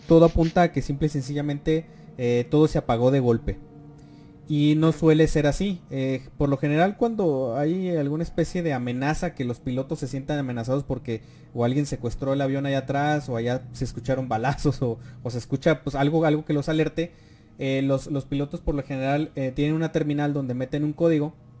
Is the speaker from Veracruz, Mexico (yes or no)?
no; Durango, Mexico; Nosotros somos de, somos de Durango